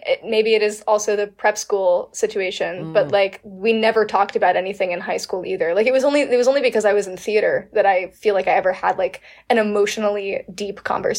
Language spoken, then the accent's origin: English; Pennsylvania, United States; my like Catholic repression and also I guess the Pennsylvania Dutch repression